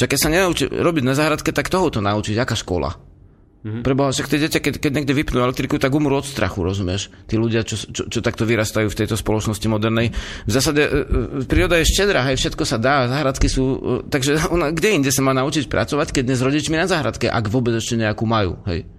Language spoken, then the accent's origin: Slovak; Slovakia; ja som bol zo Slovenska